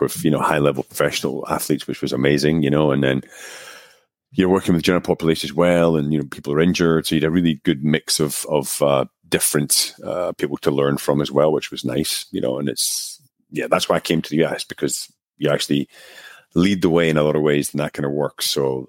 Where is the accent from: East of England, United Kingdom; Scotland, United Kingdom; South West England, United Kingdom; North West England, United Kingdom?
Scotland, United Kingdom; also born or lived in United States; now in Czech Republic; I'm actually originally from Scotland, although my accent is long gone because I've lived abroad for almost 20 years now. I lived for 6 years in the US. So I was in Northern New York, Connecticut for between 2002, 2008. And I've been in the Czech Republic